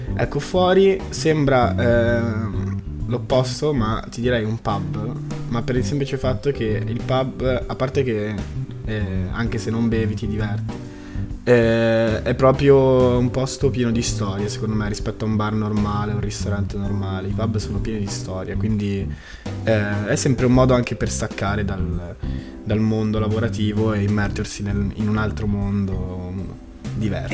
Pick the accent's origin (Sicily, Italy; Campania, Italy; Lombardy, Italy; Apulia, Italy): Lombardy, Italy; Milan; da milanese doc